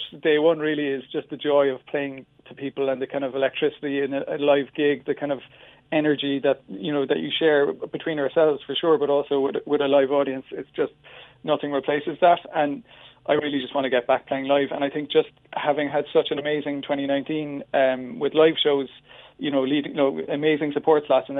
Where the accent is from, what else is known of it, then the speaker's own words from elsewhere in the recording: Cork, Munster, Ireland; we grew up in Ballintemple area, kind of up towards Beaumont